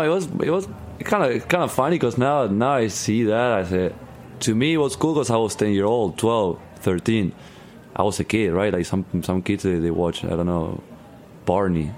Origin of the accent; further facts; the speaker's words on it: Argentina; English is a second language; now in United States; where I'm from in Argentina, it's pretty much like that. It's like I'm I'm from like an hour away from the city.